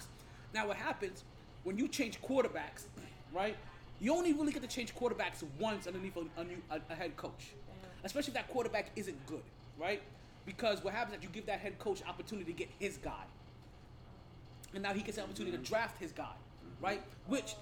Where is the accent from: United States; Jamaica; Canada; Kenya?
Jamaica; I'm Jamaican